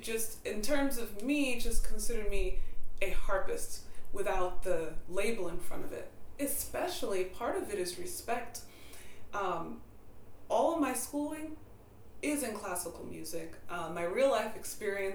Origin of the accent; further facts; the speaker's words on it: Hempstead, New York, United States; I grew up on Long Island in Hempstead